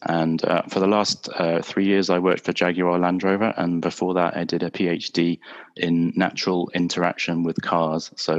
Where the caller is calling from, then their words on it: England, United Kingdom; Hi, can you hear me okay? I'm speaking from England.